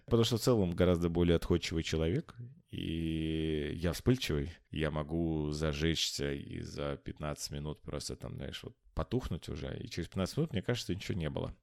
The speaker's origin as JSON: {"language": "Russian", "town": "Omsk", "region": "Omsk Oblast", "country": "Russia", "tie": "born or raised there", "said": "я сам сибиряк, и я родился в Омске"}